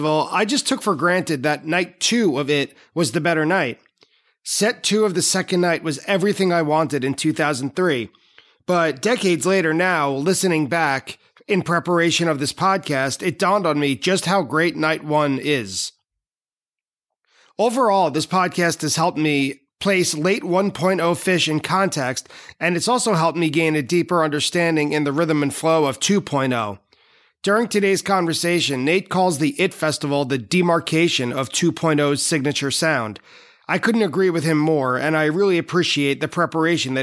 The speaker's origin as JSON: {"language": "English", "region": "New York", "country": "United States", "said": "I'm from New York"}